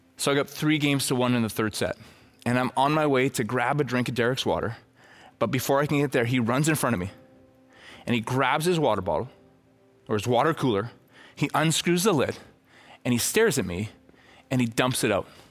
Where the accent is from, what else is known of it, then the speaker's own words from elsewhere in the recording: Red Deer, Alberta, Canada; I'm from Red Deer